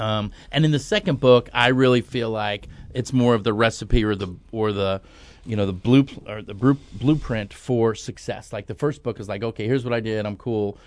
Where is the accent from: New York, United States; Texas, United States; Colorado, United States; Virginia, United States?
New York, United States; moved away; I grew up on the East Coast. I'm from New York originally